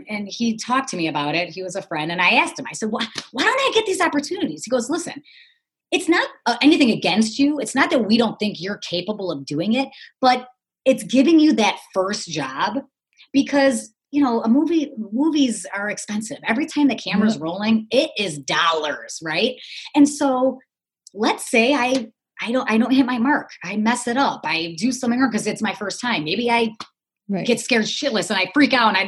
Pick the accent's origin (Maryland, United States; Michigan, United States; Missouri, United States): Michigan, United States; Detroit; I grew up in the Motor City. My dad, you know, worked at Chrysler for 40 years.